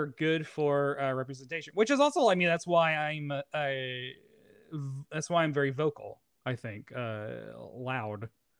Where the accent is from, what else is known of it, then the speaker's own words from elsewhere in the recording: the South, United States; growing up in the South